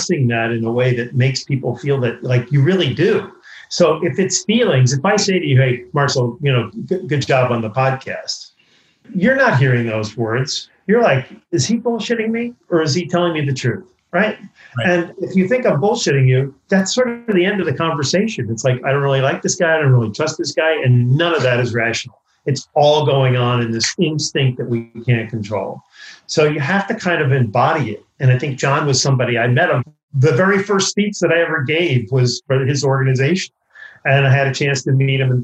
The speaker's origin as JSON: {"language": "English", "region": "New York", "country": "United States", "tie": "born or raised there", "said": "I grew up in New York."}